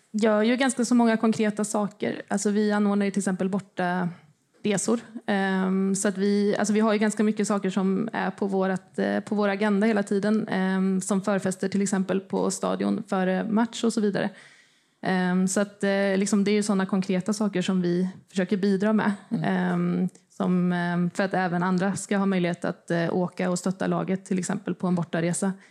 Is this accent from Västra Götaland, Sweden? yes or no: no; Motala, Östergötland, Sweden; now in Malmö, Sweden; Som ni hör är jag inte från Malmö. men Jag flyttade hit för 20 år sedan eh, från Motala.